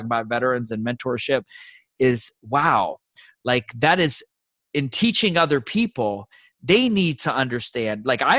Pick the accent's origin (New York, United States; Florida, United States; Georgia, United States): Georgia, United States; Fort Benning; born there; And, you know, I was born in Fort Benning.